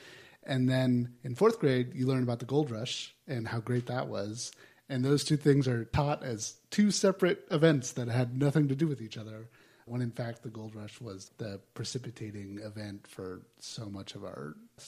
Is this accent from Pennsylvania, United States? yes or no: no; California, United States; I grew up in California